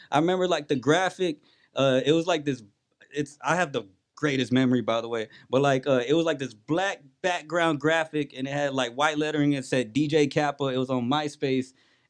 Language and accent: English; Rosenberg, Texas, United States; I'm from Rosenberg, Texas. Straight up, I'm from Rosenberg in Richmond, Texas